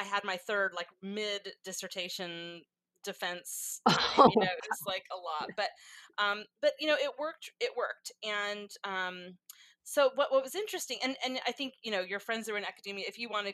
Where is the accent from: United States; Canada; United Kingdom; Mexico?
United States; California; also born or lived in Texas / Kentucky; I'm from California